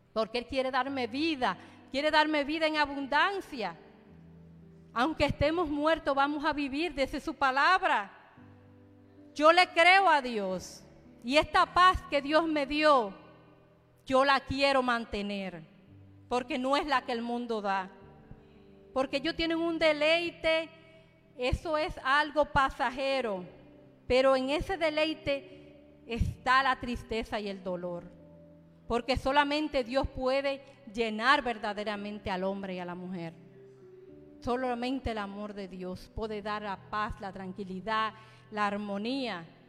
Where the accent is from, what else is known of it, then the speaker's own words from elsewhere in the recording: Dominican Republic; yo soy dominicana